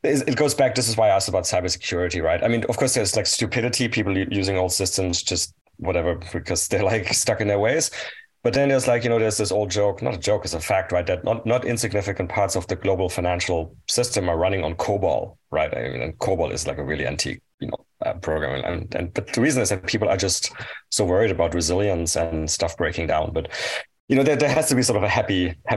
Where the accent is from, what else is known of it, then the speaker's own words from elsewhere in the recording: near Strasbourg, Grand Est, France; I grew up near Strasbourg